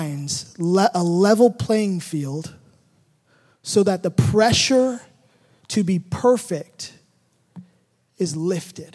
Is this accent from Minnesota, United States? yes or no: no; Hayward, California, United States; in the Bay Area, in a region that you love. This is where I grew up. I was born in Hayward